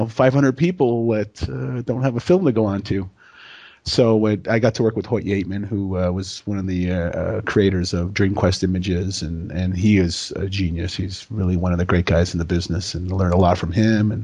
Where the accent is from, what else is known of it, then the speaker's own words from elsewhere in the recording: Toronto, Ontario, Canada; I'm born and raised in Toronto, Canada.